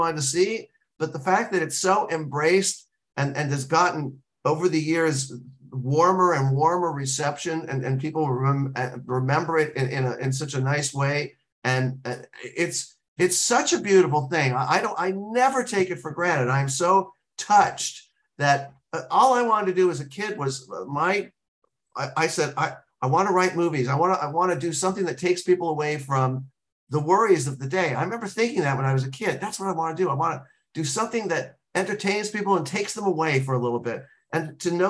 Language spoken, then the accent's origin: English; Los Angeles, California, United States; I'm from Los Angeles